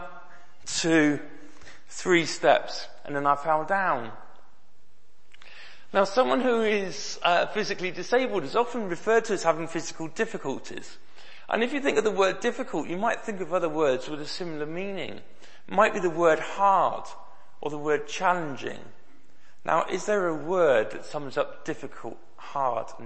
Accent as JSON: {"language": "English", "town": "Bristol", "region": "South West England", "country": "United Kingdom", "tie": "born or raised there", "said": "I grew up in Bristol, I used to go to the Bristol Children's Hospital very regularly"}